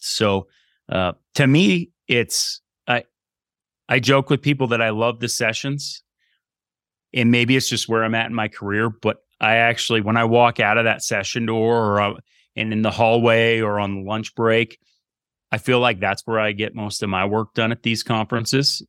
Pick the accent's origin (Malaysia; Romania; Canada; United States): United States; Burlington, Vermont; moved away as an adult; I grew up in Burlington, Vermont